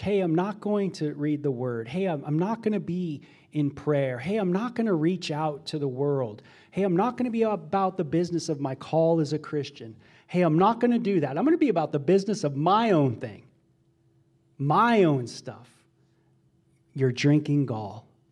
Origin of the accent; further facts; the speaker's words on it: Los Angeles area, Ventura County, Southern California, United States; I grew up in Los, Los Angeles area, Ventura County area, Southern California